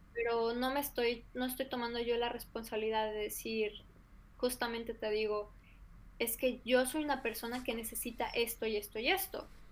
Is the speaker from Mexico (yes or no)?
yes; Mexico; somos mexicanos